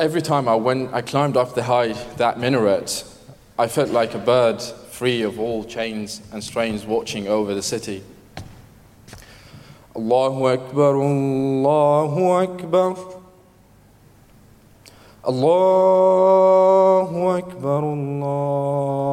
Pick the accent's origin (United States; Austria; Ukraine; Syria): Syria; moved away; when I was growing up in Syria